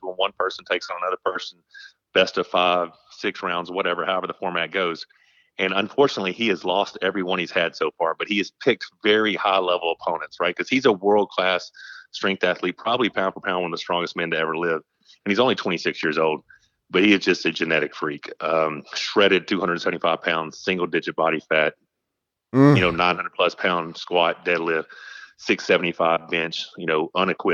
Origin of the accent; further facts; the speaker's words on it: Malvern, Arkansas, United States; also born or lived in Dubai; I was born in the Malvern Hospital. I graduated from Magnet Cove. I went there from kindergarten to 12th grade. And basically been in Arkansas my whole life